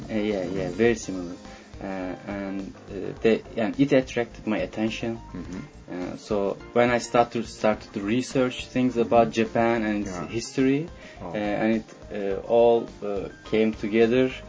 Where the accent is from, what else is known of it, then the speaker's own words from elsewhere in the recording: İzmir, Turkey; hometown is Izmir, Izmir. in Turkey.